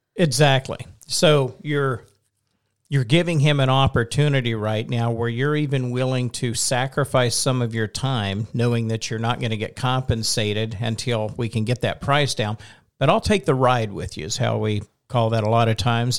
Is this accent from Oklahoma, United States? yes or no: yes; Oklahoma, United States; I'm from Oklahoma